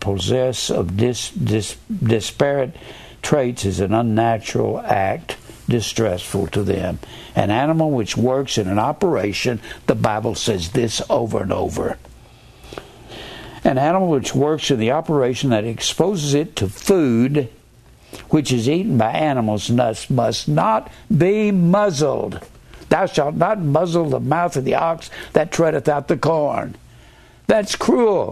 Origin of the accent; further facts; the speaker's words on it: Dallas, Texas, United States; I was born in Dallas